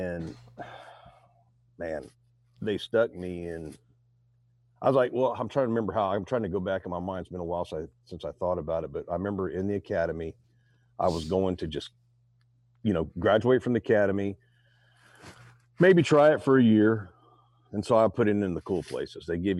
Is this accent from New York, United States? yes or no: no; Modesto, California, United States; I was born in Modesto, North California, raised there. And I stomped around in Oakdale, California is where my stomping grounds were and all up through Bakersfield.